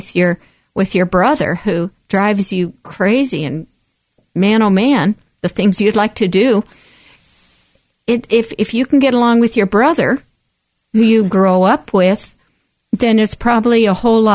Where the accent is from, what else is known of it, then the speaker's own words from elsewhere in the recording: Oregon, United States; I was born right here in the Pacific Northwest, right here in Oregon